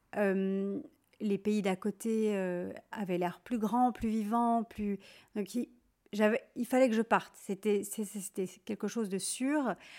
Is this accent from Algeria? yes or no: no; Switzerland; now in Paris, France; j'ai passé toute mon enfance en Suisse, dans la campagne